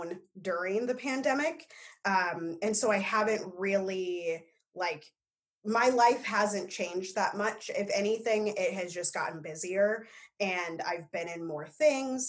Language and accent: English; Omaha, Nebraska, United States; now in Minneapolis, United States; I grew up in Omaha